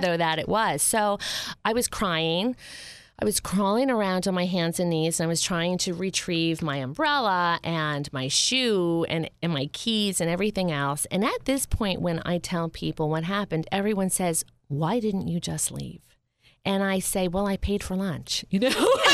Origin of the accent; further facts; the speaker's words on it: Upper Saddle River, New Jersey, United States; moved to Bergen, Bergen County, where I was raised. And, um, I was raised in a, a town called Upper Saddle River